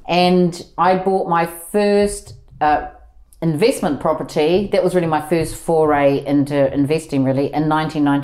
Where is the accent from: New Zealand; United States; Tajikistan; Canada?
New Zealand; moved away as an adult; now in London, United Kingdom; I'm from New Zealand and I came to the UK when I was 23